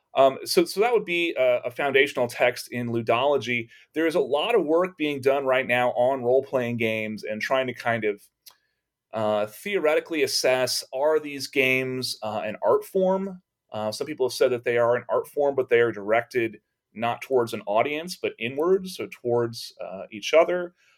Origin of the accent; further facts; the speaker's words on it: Texas, United States; growing up in Texas